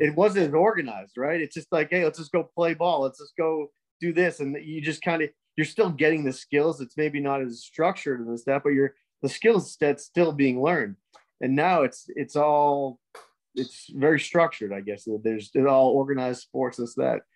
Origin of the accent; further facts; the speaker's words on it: New England, United States; now in Florida, United States; growing up in New England